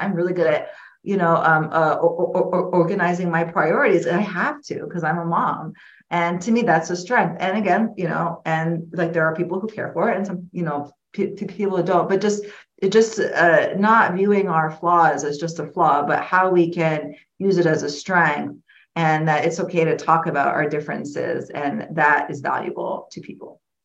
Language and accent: English; Florida, United States; moved away as an adult; now in Illinois, United States; I grew up in Florida. I moved to Illinois um, in 2008